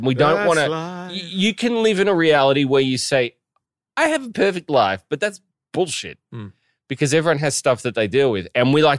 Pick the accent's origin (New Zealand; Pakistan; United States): New Zealand; born there; I was born in New Zealand, yeah.